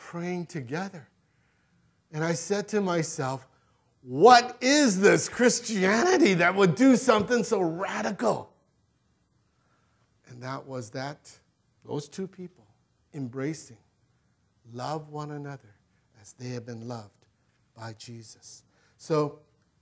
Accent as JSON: {"language": "English", "town": "Gardena", "region": "California", "country": "United States", "tie": "born or raised there", "said": "I grew up in Gardena, not too far away"}